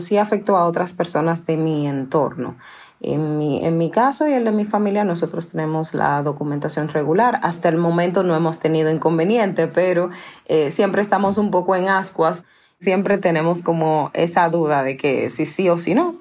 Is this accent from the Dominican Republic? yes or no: yes; Dominican Republic; Yo nací en un batey en la República Dominicana, es batey 8